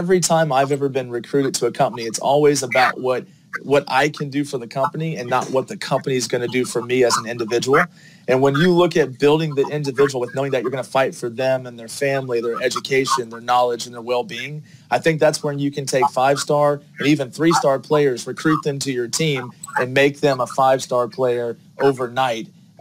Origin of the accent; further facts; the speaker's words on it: Gainesville, Florida, United States; now in Atlanta, United States; I'm actually originally from Gainesville, Florida, so came to Atlanta with a family move